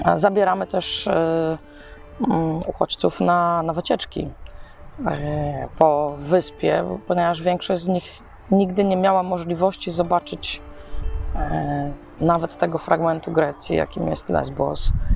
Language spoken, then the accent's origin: Polish; Poland; jestem z Polski